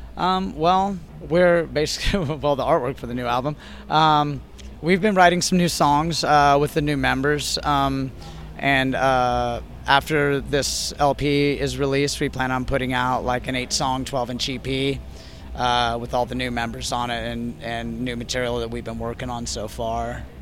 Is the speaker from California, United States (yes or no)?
yes; San Diego, California, United States; moved away as an adult; also born or lived in Austin, Texas; I am actually back in my hometown of San Diego